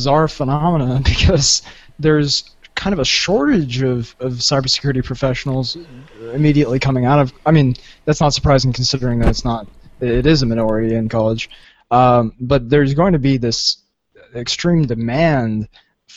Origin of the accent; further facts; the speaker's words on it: Southern California, United States; I'm from Southern California